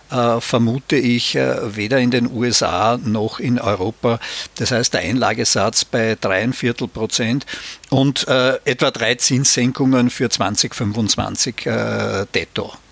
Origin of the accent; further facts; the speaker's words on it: Austria; gerade in Deutschland, aber auch in meiner Heimat Österreich